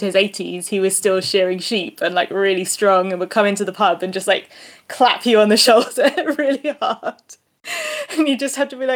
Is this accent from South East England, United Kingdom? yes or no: yes; Eastbourne, South East England, United Kingdom; Well, I'm from Eastbourne